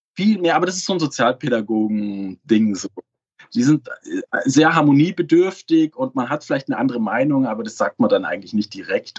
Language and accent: German; Munich, Bavaria, Germany; ich komme ja aus München